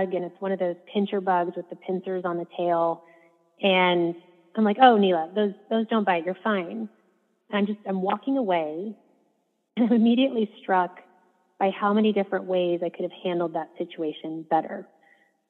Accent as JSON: {"language": "English", "region": "Midwest", "country": "United States", "tie": "born or raised there", "said": "I grew up in the Midwest"}